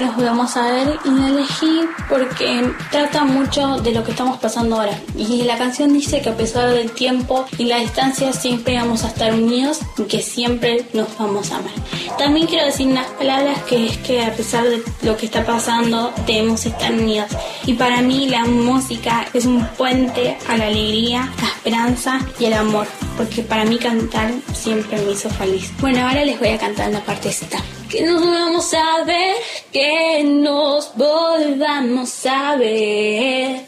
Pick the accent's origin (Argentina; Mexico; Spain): Argentina; Lanús, Buenos Aires Province; tengo 13 años y soy de Lanús